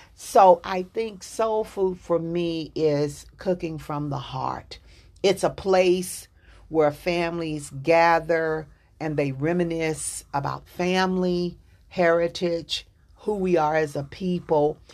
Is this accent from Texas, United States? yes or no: yes; Dallas, Texas, United States; I'm from Dallas, Texas